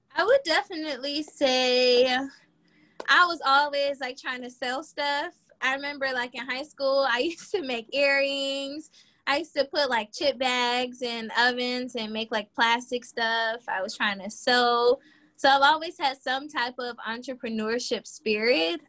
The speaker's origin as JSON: {"language": "English", "region": "Virginia", "country": "United States", "moved": "yes", "lives_now": "Charlotte, United States", "said": "I am originally from Virginia and I'm currently living in Charlotte, North Carolina"}